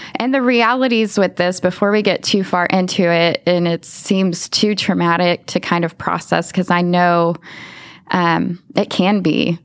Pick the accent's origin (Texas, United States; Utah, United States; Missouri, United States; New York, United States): Texas, United States; Lubbock; i grew up in lubbock texas okay. i was born and raised there